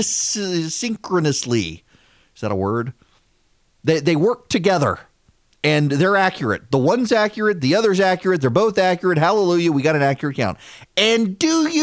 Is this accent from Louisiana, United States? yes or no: yes; Louisiana, United States; I'm from Louisiana